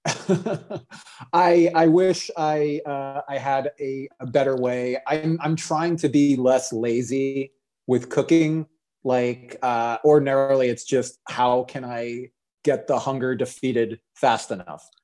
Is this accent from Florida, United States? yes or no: yes; Orlando, Florida, United States; I grew up in Orlando, Florida.